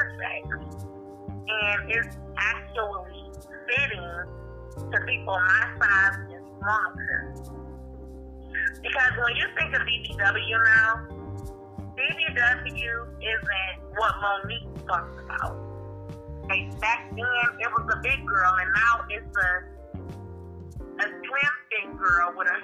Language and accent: English; Cleveland, Ohio, United States; I am from Cleveland, Ohio. I was born and raised here